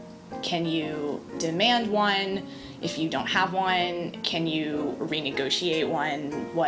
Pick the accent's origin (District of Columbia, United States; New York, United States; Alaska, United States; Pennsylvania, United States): District of Columbia, United States; Washington; I'm from DC.